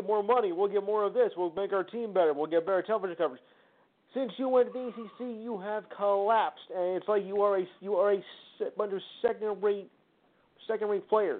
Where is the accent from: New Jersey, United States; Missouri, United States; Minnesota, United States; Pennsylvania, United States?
New Jersey, United States; I'm from the New Jersey area.